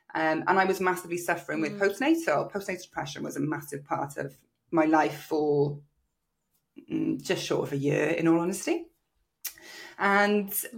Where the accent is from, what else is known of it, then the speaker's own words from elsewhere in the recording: South Wales, United Kingdom; also born or lived in Australia; my local area in South Wales